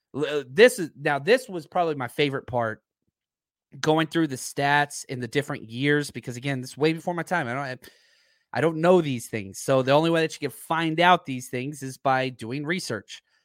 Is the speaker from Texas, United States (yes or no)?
yes; Dallas, Texas, United States; I'm from Dallas